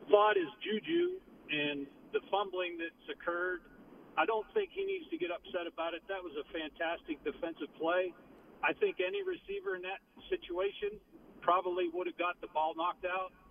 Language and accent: English; Warner Robins, Georgia, United States; I'm from Warner Robins.